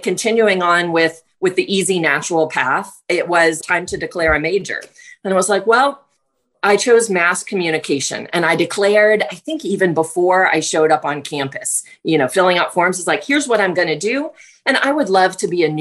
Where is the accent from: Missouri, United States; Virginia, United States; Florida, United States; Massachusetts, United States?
Virginia, United States; I'm from the East Coast, grew up in Virginia, and was raised by a single mom